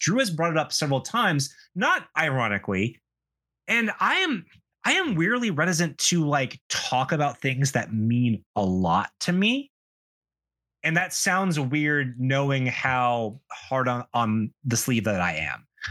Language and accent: English; South Carolina, United States; I grew up in the American Southeast, and it's a, especially in South Carolina, it's a weird place to grow up